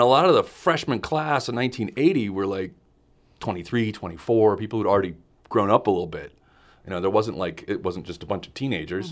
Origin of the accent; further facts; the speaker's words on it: Los Angeles, California, United States; also born or lived in Glendale, California; I am from Los Angeles, California